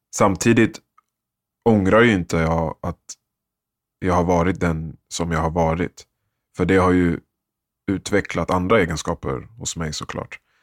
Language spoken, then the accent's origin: Swedish; Sweden; så föddes jag ju i Sverige